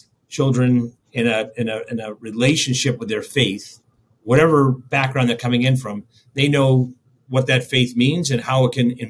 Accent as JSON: {"language": "English", "town": "Boston", "region": "Massachusetts", "country": "United States", "tie": "born or raised there", "moved": "yes", "lives_now": "Chicago, United States", "said": "I came to Chicago from the Boston area growing up out east"}